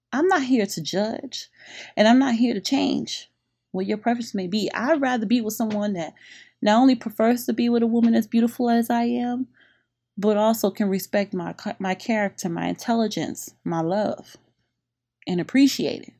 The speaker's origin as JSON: {"language": "English", "town": "Revere", "region": "Massachusetts", "country": "United States", "tie": "born or raised there", "also_born_or_lived": "Boston", "moved": "as an adult", "lives_now": "Miami, United States", "said": "I grew up in Revere Beach in Monroe Heights"}